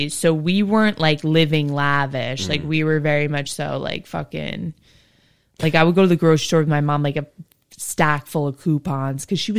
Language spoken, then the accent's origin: English; Summit, New Jersey, United States; I went to Summit High School.